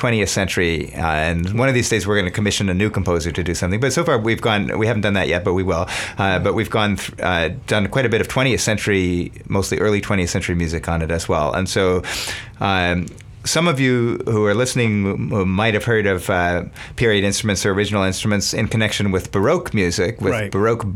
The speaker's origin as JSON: {"language": "English", "town": "Berkeley", "region": "California", "country": "United States", "said": "I'm from Berkeley"}